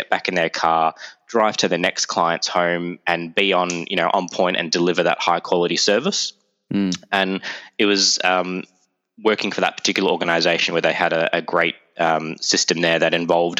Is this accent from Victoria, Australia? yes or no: yes; Melbourne, Victoria, Australia; accent: Aussie; moved away as an adult; now in Toronto, Canada; my Aussie accent